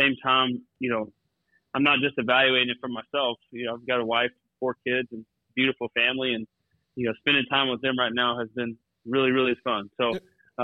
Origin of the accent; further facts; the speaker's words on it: Tuscola, Texas, United States; moved away as an adult; also born or lived in New York City / Washington, D.C. / San Francisco; growing up in Texas